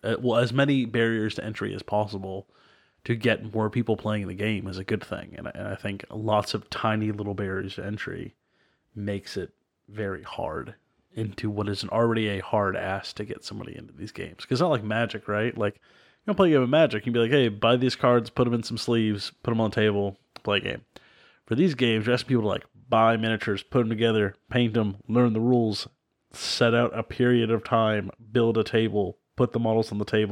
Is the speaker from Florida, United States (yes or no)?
yes; Florida, United States; I'm from Florida, so I only got to go to Publix.